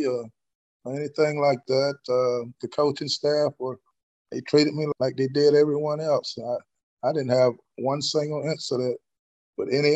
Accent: Hinesville, Georgia, United States; Country boy like me, I thought I would never get out of Hinesville.

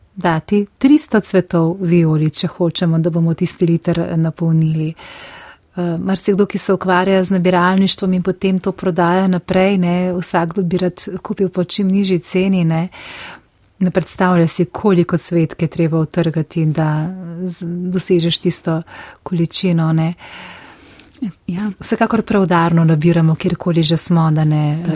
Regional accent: Slovenia; Slovenci smo

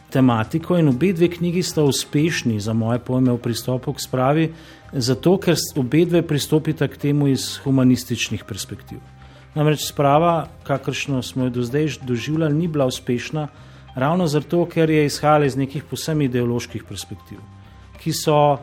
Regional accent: Slovenia

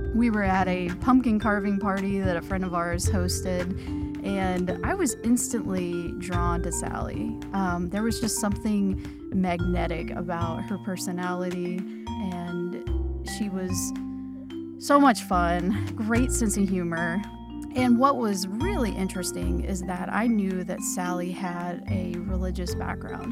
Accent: Lexington, Kentucky, United States; now in Louisville, United States; I live here in Louisville, Kentucky. I grew up in Lexington

